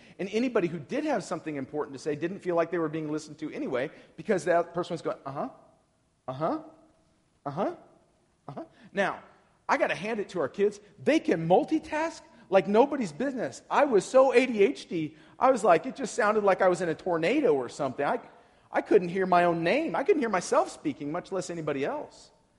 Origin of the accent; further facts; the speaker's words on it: Portland, Oregon, United States; So I'm from Portland, Oregon.